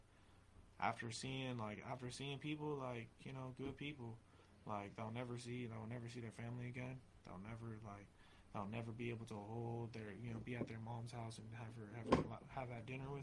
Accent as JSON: {"language": "English", "town": "Oceanside", "region": "California", "country": "United States", "tie": "born or raised there", "also_born_or_lived": "Long Beach, California", "moved": "as an adult", "lives_now": "San Diego, United States"}